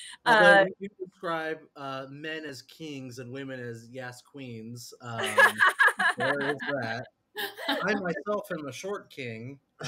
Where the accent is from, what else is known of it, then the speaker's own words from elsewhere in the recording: California, United States; reading her books, like growing up in California in the 70s and her essays